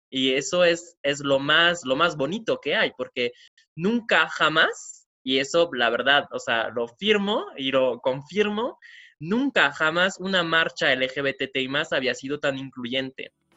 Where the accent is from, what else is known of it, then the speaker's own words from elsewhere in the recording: France; moved away as an adult; now in Mexico; soy francés, llevo aquí viviendo en México ocho años